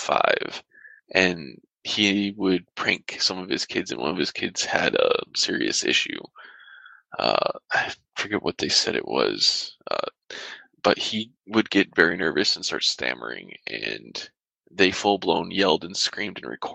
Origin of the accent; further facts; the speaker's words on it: Michigan, United States; now in California, United States; I grew up in Michigan